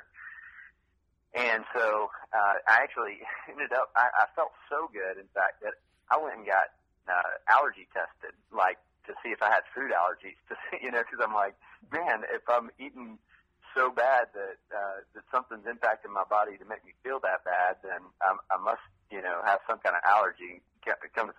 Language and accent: English; Vidor, Texas, United States; moved away as an adult; also born or lived in Tennessee / South Florida / Dallas, Texas; now in Austin, United States; Vidor is where I grew up.